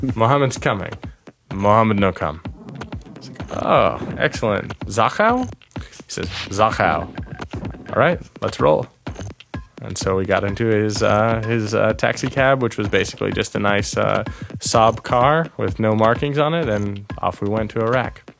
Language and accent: English; a town near San Francisco, California, United States; moved away as an adult; now in Toronto, Canada; I'm originally from a town near San Francisco in California